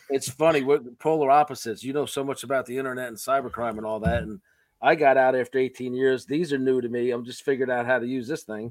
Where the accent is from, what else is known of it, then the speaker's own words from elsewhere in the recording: New York City, New York, United States; I'm from New York City